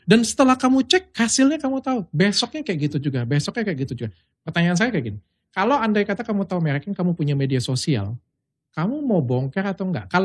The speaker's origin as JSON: {"language": "Indonesian", "town": "Palembang", "region": "South Sumatra", "country": "Indonesia", "said": "Karena aku kan bukan orang Jakarta, aku kan hmm. orang Palembang."}